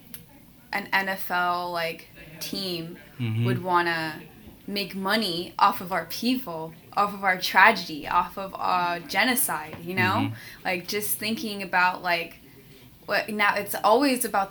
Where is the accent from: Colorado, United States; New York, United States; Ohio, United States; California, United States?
California, United States; San Francisco; I'm from San Francisco, California.